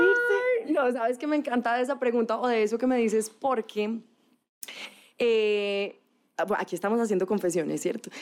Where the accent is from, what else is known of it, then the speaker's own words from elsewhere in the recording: Manizales, Caldas, Colombia; moved away; Estudié comunicación, soy de Manizales, que es una ciudad